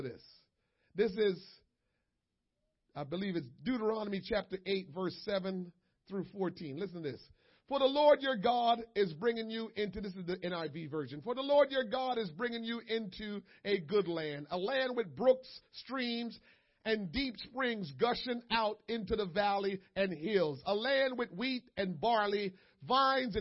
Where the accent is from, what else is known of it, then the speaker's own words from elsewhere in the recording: United States; as an American people